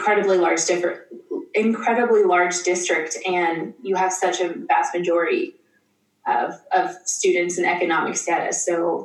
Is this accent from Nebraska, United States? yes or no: yes; Nebraska, United States; I'm from Nebraska, where Huskers football is like a religion